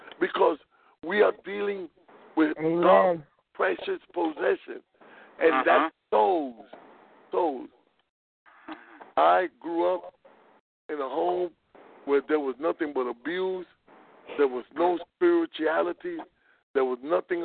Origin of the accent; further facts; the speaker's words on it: New York City, New York, United States; raised in the South Bronx in New York City